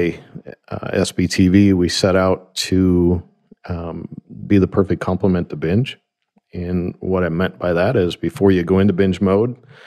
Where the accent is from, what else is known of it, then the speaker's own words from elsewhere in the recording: Grand Rapids, Michigan, United States; I'm from Grand Rapids, Michigan